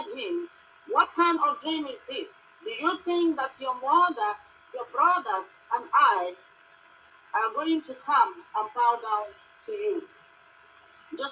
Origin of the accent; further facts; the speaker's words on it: Nigeria; now in Johannesburg, South Africa; I'm a Nigerian residing here in South Africa